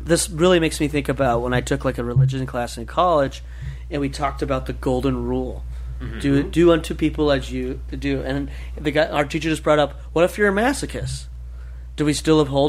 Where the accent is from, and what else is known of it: United States